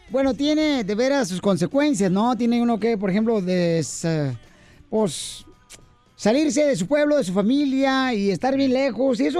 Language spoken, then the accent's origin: Spanish; El Salvador; now in United States; Cuando me vine de mi tierra, El Salvador